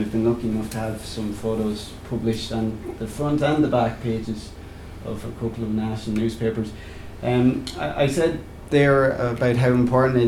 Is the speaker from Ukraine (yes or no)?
no; Laois, Ireland; I'm from Laois myself, and I started up a Laois GA website when I was in college, or sorry, when I was in final year in secondary school